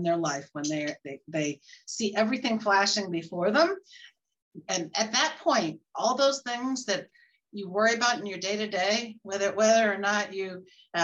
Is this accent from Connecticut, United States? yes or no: no; Bay Area, California, United States; moved away as an adult; also born or lived in Houston; now in Boston, United States; I grew up in the Bay Area, but I came here to Boston at the age of 25